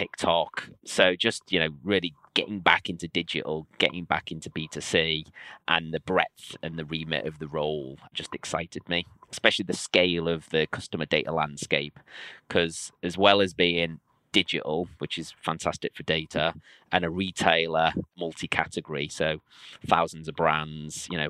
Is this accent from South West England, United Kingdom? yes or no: no; Liverpool, North West England, United Kingdom; my hometown of Liverpool